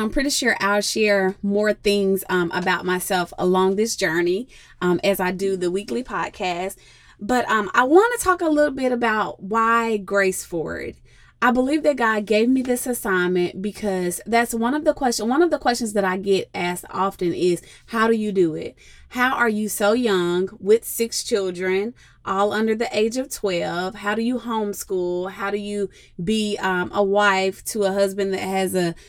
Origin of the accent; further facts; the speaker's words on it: Jackson, Tennessee, United States; moved away as an adult; now in Charlotte, United States; I actually was born and raised in Jackson, Tennessee